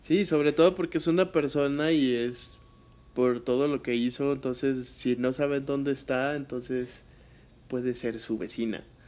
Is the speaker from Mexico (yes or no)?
yes; Zacatecas, Mexico; de mi tierra